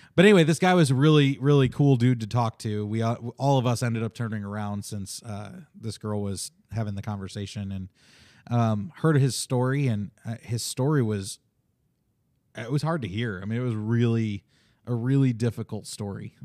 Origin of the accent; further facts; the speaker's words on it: Chicago, Illinois, United States; I grew up in Chicago